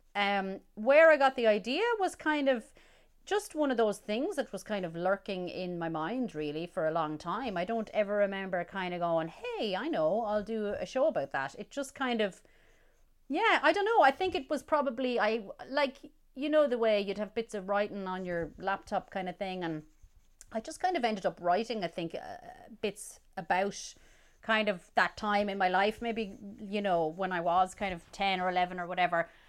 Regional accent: Roscommon, Connacht, Ireland; growing up in Roscommon

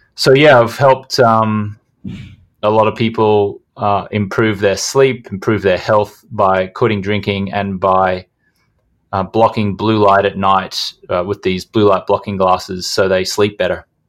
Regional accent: Brisbane, Queensland, Australia; I grew up in Brisbane, Australia

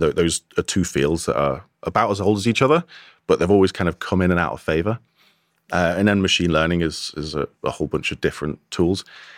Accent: Wirral, North West England, United Kingdom; accent: plastic scouser; I grew up in on the Wirral, kind of plastic scouser.

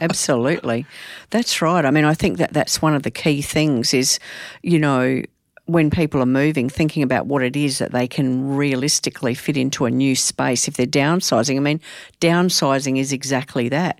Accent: Adelaide, South Australia, Australia; I'm from Adelaide

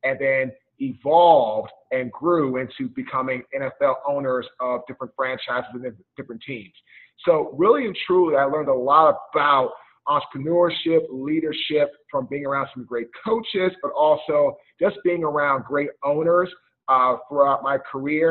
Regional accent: Washington, District of Columbia, United States; I'm from Washington, D.C.

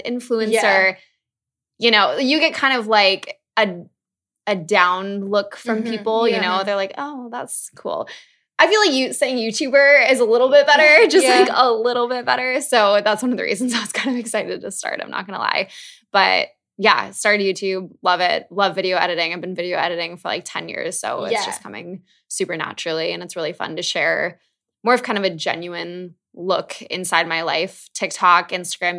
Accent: Minnesota, United States; moved away as an adult; also born or lived in New York City; I grew up in Minnesota, which is middle of America

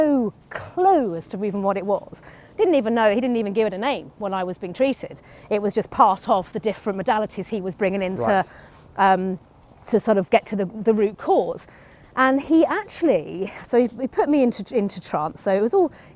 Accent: United Kingdom; being British

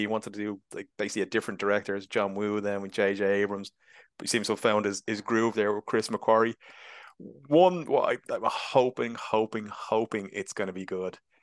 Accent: Ireland; being Irish

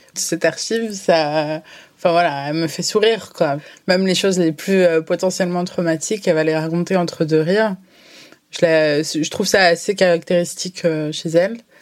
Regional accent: France; en France, en tant que franco-algérienne

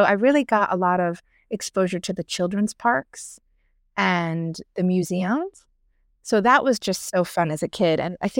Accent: outside Philadelphia, Pennsylvania, United States; moved away as an adult; now in New York, United States; I was born and raised outside Philly and then mostly East Coast. And then New York, I really moved to after undergrad.

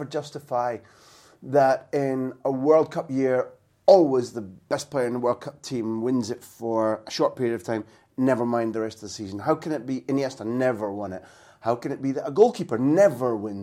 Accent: Scotland, United Kingdom; I'm Scottish.

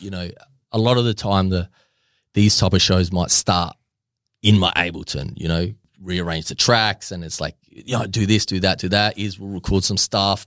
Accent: Australia; I'm Australian

